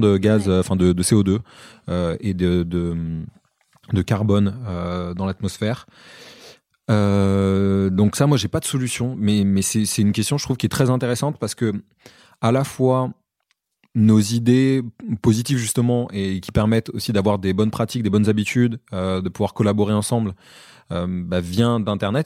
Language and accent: French; Comoros; je suis originaire des Comores